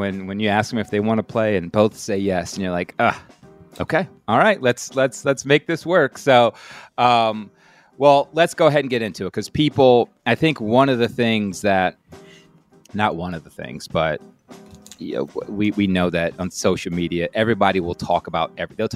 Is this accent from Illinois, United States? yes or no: no; New Orleans, Louisiana, United States; I was born in New Orleans